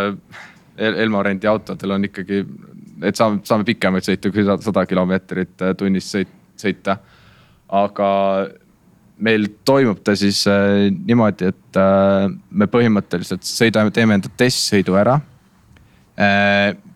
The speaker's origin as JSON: {"language": "Estonian", "town": "Tartu", "region": "Tartu County", "country": "Estonia", "also_born_or_lived": "Viljandi", "said": "ma ise olen Tartust pärit ja käin, käin Viljandis koolis"}